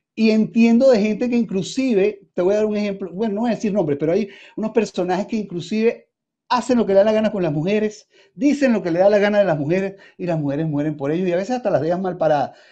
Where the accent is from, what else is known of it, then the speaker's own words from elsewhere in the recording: Caracas, Capital District, Venezuela; Yo vengo de un sector popular, yo nací en San José, allí en Caracas, ¿no? Y de allí fui a la Candelaria